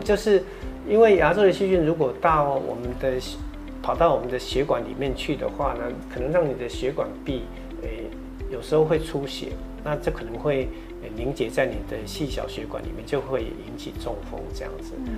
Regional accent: Taiwan; 我们台湾人有一个习惯

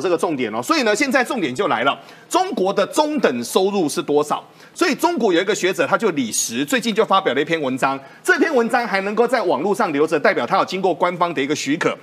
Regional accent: Taiwan; 我们台湾人

